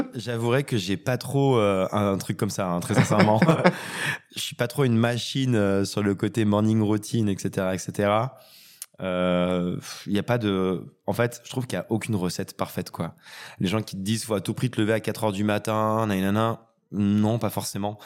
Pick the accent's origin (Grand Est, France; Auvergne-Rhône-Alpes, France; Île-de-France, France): Auvergne-Rhône-Alpes, France; Retournac; Je viens d'un lieu dit 200 habitants en Haute-Loire